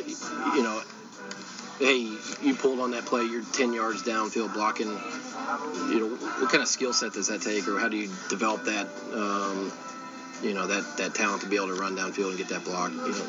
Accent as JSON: {"language": "English", "region": "the South", "country": "United States", "tie": "born or raised there", "said": "That was all I ever dreamed of being, growing up in the South and reading that paper."}